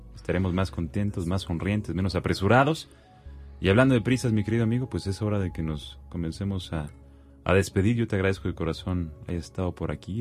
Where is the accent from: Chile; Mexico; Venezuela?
Mexico; como buenos mexicanos